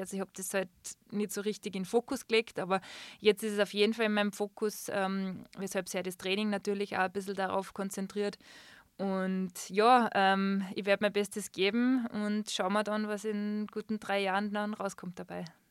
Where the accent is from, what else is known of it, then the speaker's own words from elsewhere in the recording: Schladming, Styria, Austria; moved away as an adult; now in Füssen, Germany; in meinem Geburtsort in Schlabming